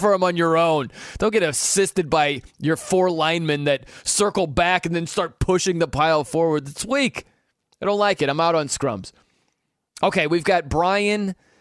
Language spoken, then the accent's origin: English; South Bend, Indiana, United States; I'm from South Bend, Indiana